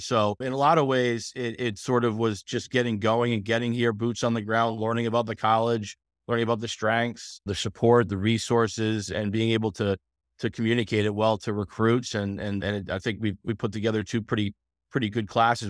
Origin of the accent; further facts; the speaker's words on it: Coventry, Rhode Island, United States; also born or lived in Newport, Rhode Island; I moved to Coventry when I was three or four years old, so I was born in Newport, but lived in southern Rhode Island